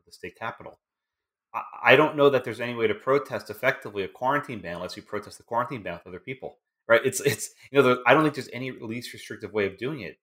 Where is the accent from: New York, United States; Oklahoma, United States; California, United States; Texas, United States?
Texas, United States; My home state of Texas